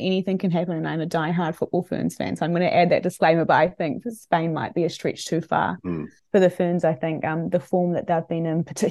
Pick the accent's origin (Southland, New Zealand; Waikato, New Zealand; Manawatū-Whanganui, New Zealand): Manawatū-Whanganui, New Zealand; Palmerston North; my hometown, Palmerston North.